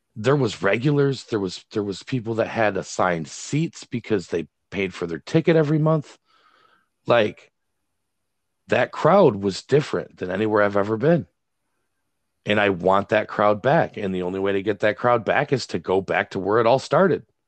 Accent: Greenville, Michigan, United States; now in Wayland, United States; Greenville's my hometown

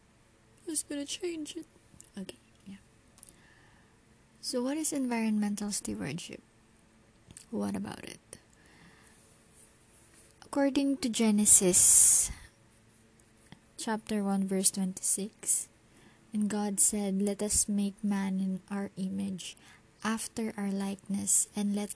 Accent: Philippines; As a Filipino

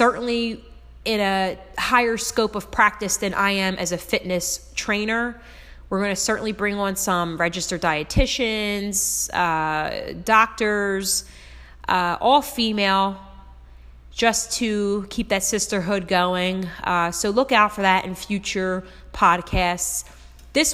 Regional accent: Philadelphia, Pennsylvania, United States; moved away as an adult; now in Jersey Shore, United States; I am from Philadelphia, PA, and South Philly

